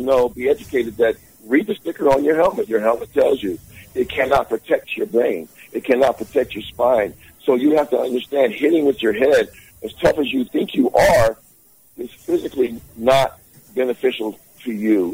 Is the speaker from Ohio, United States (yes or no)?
no; Alabama, United States; I'm from, I'm from Alabama by way of Alabama, so a lot of praying folks down there